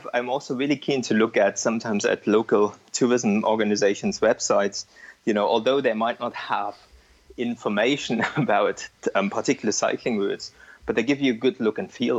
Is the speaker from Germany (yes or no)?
yes; East Germany, Germany; moved away as an adult; now in Edinburgh, United Kingdom; I grew up in East Germany and I speak Russian, not great any longer.